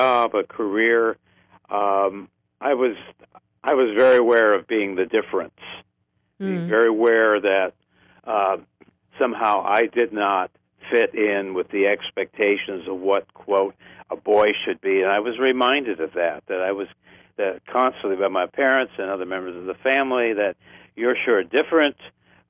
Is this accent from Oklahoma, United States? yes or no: no; Creston, Ohio, United States; I grew up in Ohio, where my family's been for 200 years